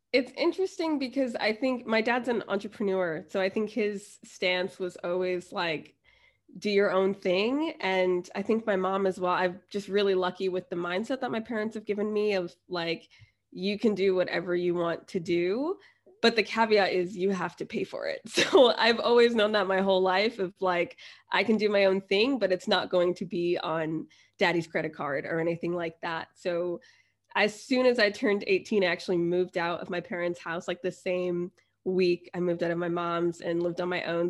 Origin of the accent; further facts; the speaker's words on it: United States; moved away as an adult; also born or lived in New Jersey / Florida / Thailand / China; now in London, United Kingdom; I'm originally from New Jersey in Florida